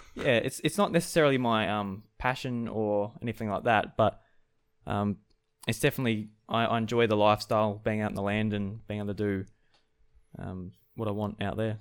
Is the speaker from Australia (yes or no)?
yes; South Australia, Australia; I'm a farmer from South Australia